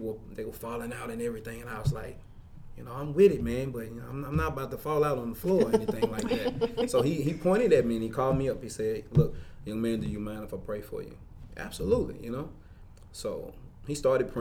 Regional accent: Mississippi, United States; moved away; when we go back to Mississippi. I'm from Mississippi.

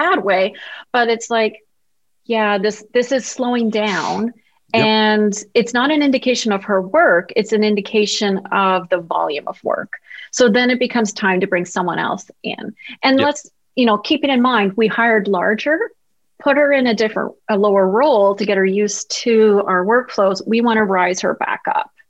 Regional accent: Canada; being the Canadian I am

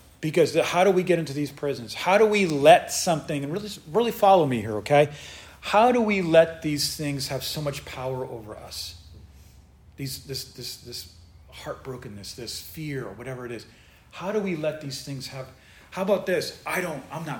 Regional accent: United States; in the United States, we have it so good. We're so blessed here

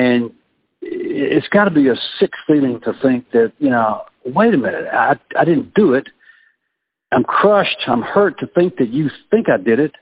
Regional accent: Mississippi, United States; now in Virginia, United States; my home state of Mississippi

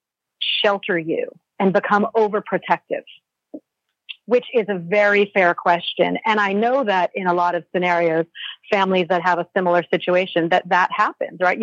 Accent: Connecticut, United States; moved away; also born or lived in Vermont; I'm from New England. I'm from Connecticut.

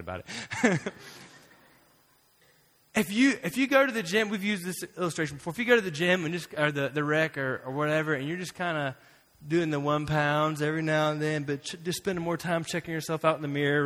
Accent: Florida, United States; moved away; I'm from Florida

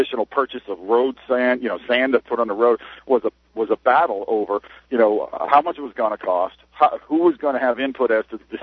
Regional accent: Dover, New Hampshire, United States; now in Tampa, United States; I was born and raised in Dover, New Hampshire

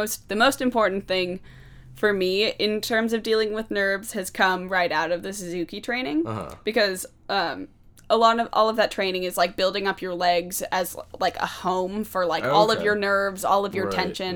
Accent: Puyallup, Washington, United States; also born or lived in Tacoma, Washington / Germany; we moved back to Puyallup and lived, I think we've lived like four places

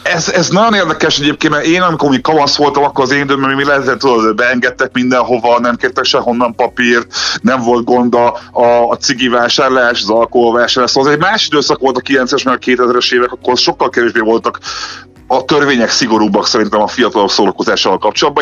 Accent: Budapest, Hungary; én ott laktam nem messze a Budapest Parktól, ott nőttem fel

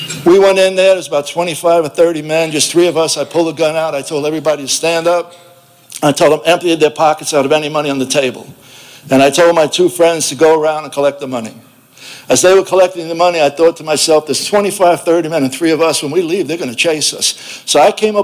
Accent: New York City, New York, United States; If you recognize my southern accent, I'm from South Brooklyn

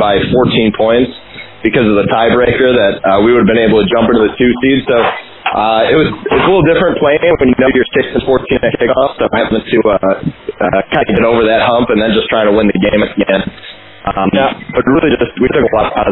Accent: United States; moved away as an adult; now in Graz, Austria; being an American out here and knowing nobody

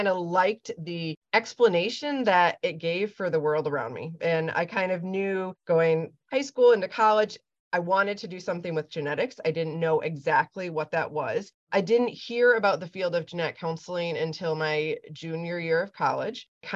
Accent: Lansing, Michigan, United States; also born or lived in Ann Arbor, Michigan; I grew up in Michigan, grew up in Lansing, so the center of the state

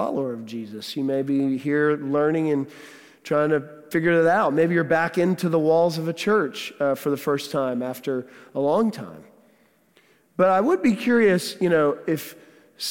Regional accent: Houston, Texas, United States; moved away; we are from Texas, from Houston

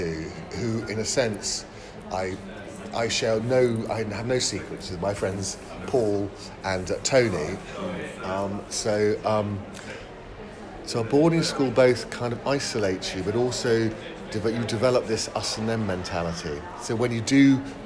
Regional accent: Bishop's Stortford, East of England, United Kingdom; also born or lived in Horsham, Sussex; I was born in Hertfordshire, in a town called Bishop Stortford

